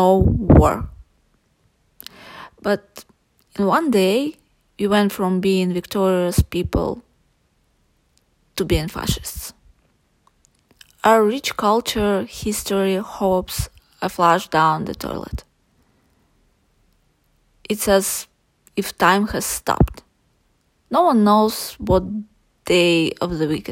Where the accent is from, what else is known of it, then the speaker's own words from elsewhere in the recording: Buryatia, Russia; I was born and raised in Buryatia. It's a republic in Russia